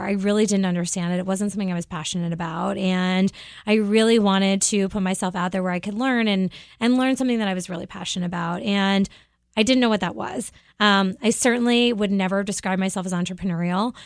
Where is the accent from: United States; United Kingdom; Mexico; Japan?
United States; Cape Cod, Massachusetts; moved away as an adult; also born or lived in Boston / Philadelphia / New York; I grew up on Cape Cod